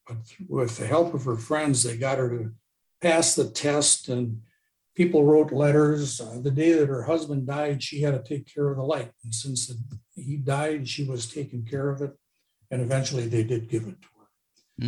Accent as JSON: {"language": "English", "town": "Port Washington", "region": "Wisconsin", "country": "United States", "tie": "born or raised there", "moved": "as an adult", "said": "I grew up in Port Washington, but I, my job took me all over the world, and I lived all over, and I just came home"}